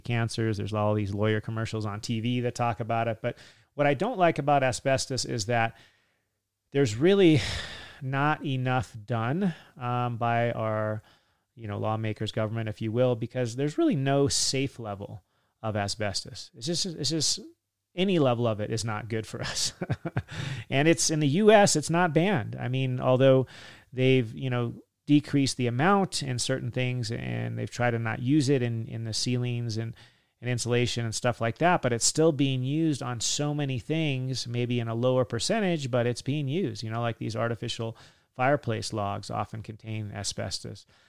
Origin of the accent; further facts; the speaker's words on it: California, United States; Me growing up in California